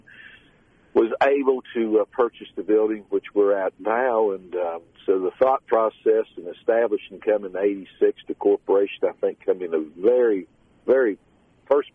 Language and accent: English; Scott Depot, West Virginia, United States; now in Nitro, United States; as a youngster, growing up in Scott Depot, you know, the Winfield exit and Taze Valley exit